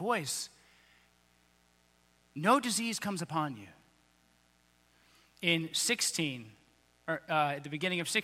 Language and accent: English; United States; I'm an American